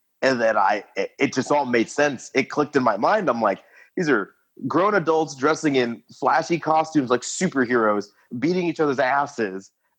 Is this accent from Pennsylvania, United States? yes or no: no; Lafayette, Indiana, United States; also born or lived in Florida; now in Indianapolis, United States; So my whole existence is just a mishmash of people because I was born in Florida. My mother was in the Navy for 20 years. So I've been all overseas for like most of my childhood. And then born and raised in Lafayette, Indiana, currently residing in Indianapolis, Indiana.